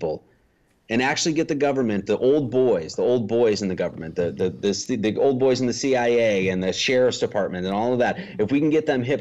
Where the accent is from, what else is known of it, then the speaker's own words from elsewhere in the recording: Wisconsin, United States; moved away; I'm from Wisconsin originally